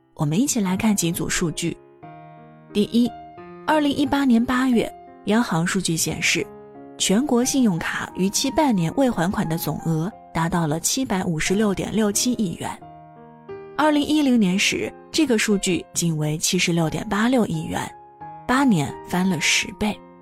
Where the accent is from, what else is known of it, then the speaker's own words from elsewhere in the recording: a small town in Shandong, China; now in Beijing, China; 像我这样一个来自山东小城普通家庭的孩子